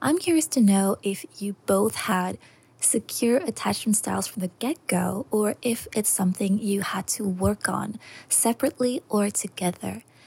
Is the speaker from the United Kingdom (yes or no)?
no; Belgium; moved away as an adult; now in Tokyo, Japan; I'm from Belgium, but I've been living in Tokyo for the past two years